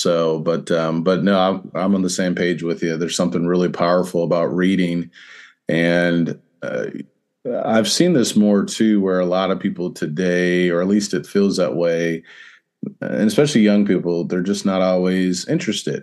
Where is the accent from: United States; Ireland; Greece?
United States; Central Illinois; now in Louisville, United States; I grew up in Central Illinois